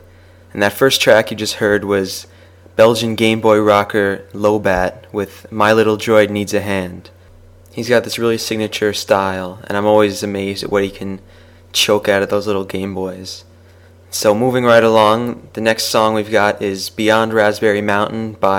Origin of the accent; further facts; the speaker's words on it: United States; accent: American; now in New York, United States; As you may have already guessed from my accent, or lack thereof, depending on your location, I am an American, and this show is coming to you directly from New York, USA.